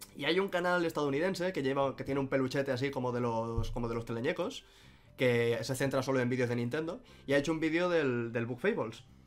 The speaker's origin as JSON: {"language": "Spanish", "region": "Catalonia", "country": "Spain", "said": "siendo yo catalán y habiendo visto Doraemon en catalán toda la vida"}